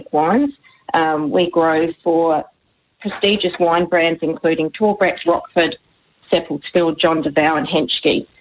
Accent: Barossa, South Australia, Australia; both Stuart and I have been born and raised in the Barossa, and for generations, both of our families have grown grapes

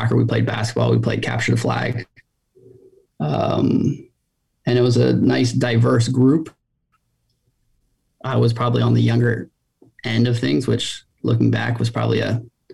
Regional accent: Takoma Park, Maryland, United States; I grew up in Tacoma Park, a suburb outside of DC

